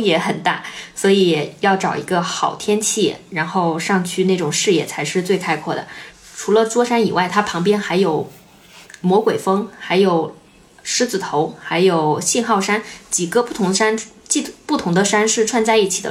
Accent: a small city in Henan, China; moved away as an adult; also born or lived in Zhengzhou / Guangzhou; now in Cape Town, South Africa; 就是在我读高中整个期间，我几乎从来没有离开过我们市

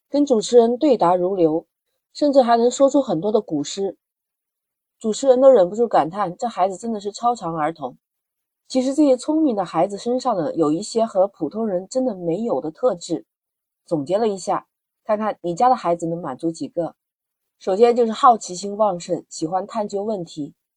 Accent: China; 在我们中国

